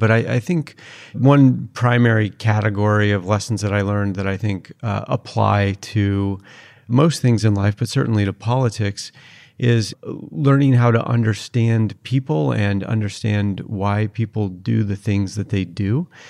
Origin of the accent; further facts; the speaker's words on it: Seattle, Washington, United States; also born or lived in Utah; But I was born in Utah and raised in the Seattle, Washington area.